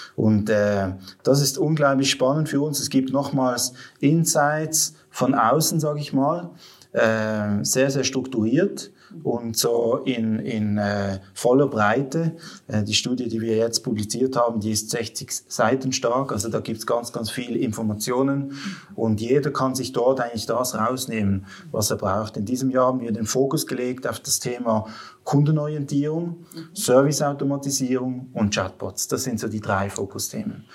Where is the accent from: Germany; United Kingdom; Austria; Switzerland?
Switzerland; Western Switzerland, Romandy; also born or lived in Basel area; now in Basel, Switzerland; ursprünglich bin ich aus der Westschweiz